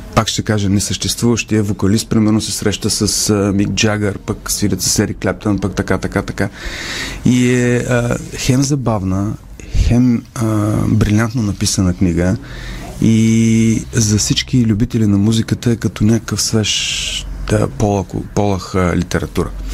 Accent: Bulgaria; като дете, аз като исках да свиря на китара, пък в България нямаше китари

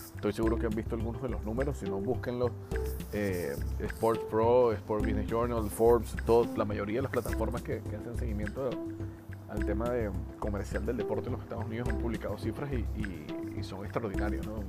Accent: Venezuela; en mi país, en Venezuela

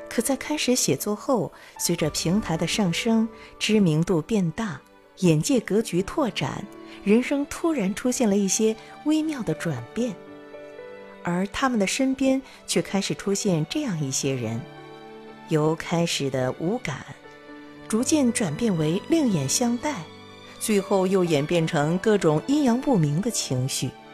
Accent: Chongqing, China; 我作为重庆人

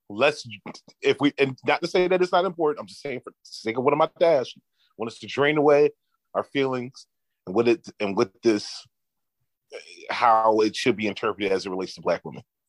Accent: Philadelphia, Pennsylvania, United States; moved away; I'm from Philly, my nigga. So I've been growing up about around mad, mad Muslim niggas

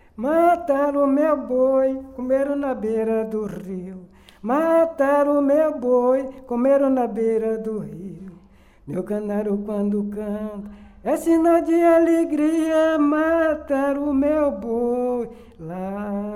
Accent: Cachoeira, Bahia, Brazil; Nasci em Cachoeira

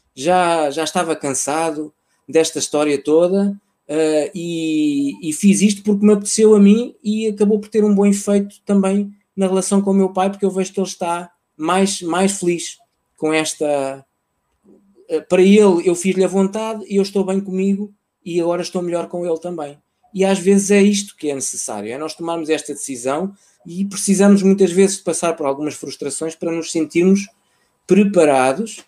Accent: Portugal; also born or lived in Mozambique; foi um movimento quando eu tinha 3, 4 anos, fruto de um, de um conflito armado que se vivia lá uh, e que, em que a segurança das pessoas estava, estava, em causa, estava em causa, e então, por uma questão de segurança, uh, os meus pais decidiram que eu regressava a Portugal

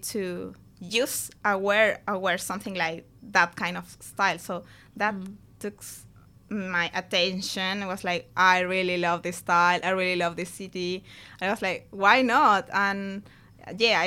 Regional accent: Chile; moved away; we're from Chile.

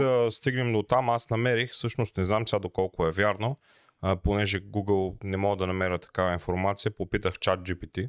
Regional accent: Bulgaria; ние сме си българи, обичаме си ракийката

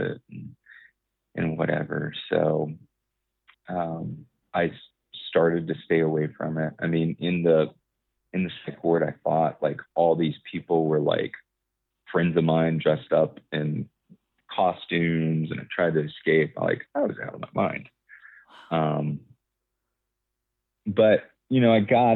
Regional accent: Florida, United States; I'm from Florida.

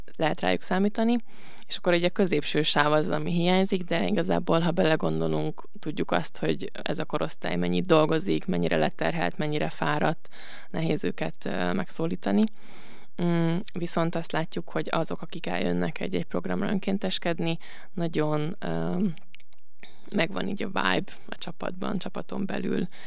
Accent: Budapest, Hungary; moved away as an adult; now in Veszprém, Hungary; aztán Budapestre költöztek az egyetemre, egyetem miatt, és én ott nőttem föl

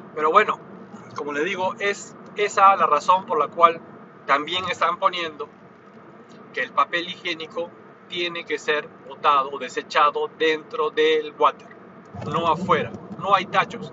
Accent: Peru; now in Japan; en mi país natal, que es Perú

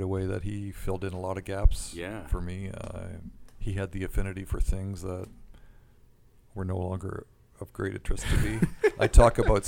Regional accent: Canada; as a Canadian

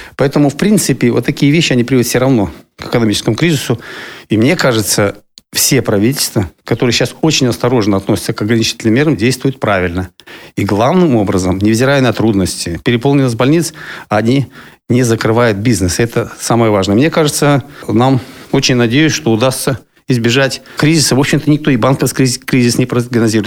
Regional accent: Siberia, Russia; now in Kaliningrad, Russia; я человек из Сибири

